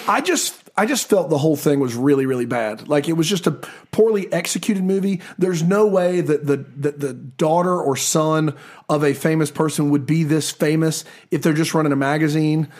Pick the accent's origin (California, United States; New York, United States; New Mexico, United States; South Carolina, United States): South Carolina, United States; Columbia; I grew up in Columbia, South Carolina